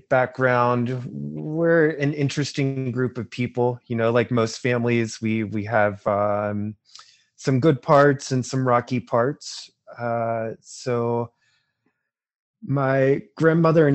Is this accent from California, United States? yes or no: no; Burlington, North Carolina, United States; I'm from North Carolina. I was born there in '79, so I'm 41 years old from North Carolina. I grew up in a small town called Burlington, which is in the Piedmont